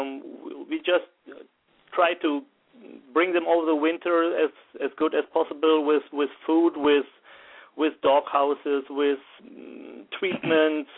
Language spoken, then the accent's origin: English; Germany; also born or lived in Wuppertal; I'm from Germany, 38 years old, and I'm a professional firefighter in the city of Wuppertal, where I'm living